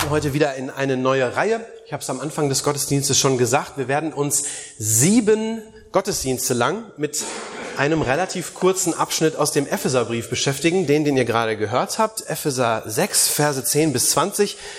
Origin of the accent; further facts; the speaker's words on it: Germany; bei uns in Deutschland